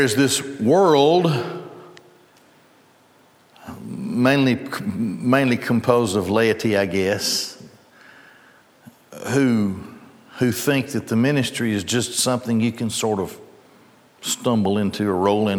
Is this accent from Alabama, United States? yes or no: yes; Gadsden, Alabama, United States; I grew up in Gadsden, and the labor union of Goodyear